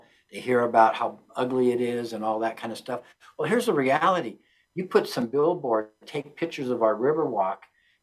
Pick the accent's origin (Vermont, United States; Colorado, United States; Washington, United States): Colorado, United States; Pueblo; I'm a Puebloan